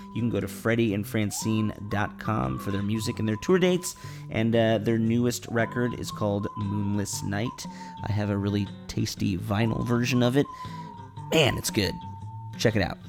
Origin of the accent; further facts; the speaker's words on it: Chicago, Illinois, United States; my hometown of Chicago